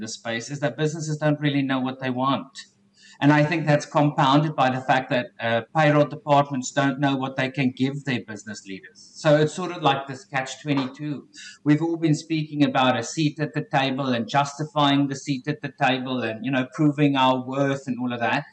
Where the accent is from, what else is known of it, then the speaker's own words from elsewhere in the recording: South Africa; accent: South African; moved away as an adult; now in Canada; born and raised in South Africa. And about 4 years ago, I upped and left and I now live in Canada